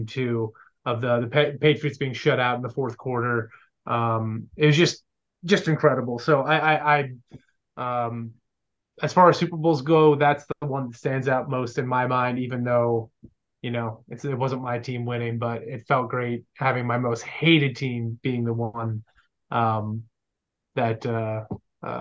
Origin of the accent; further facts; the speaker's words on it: Canada; now in United States; I am Canadian, but I live in the States. I'm actually a dual citizen.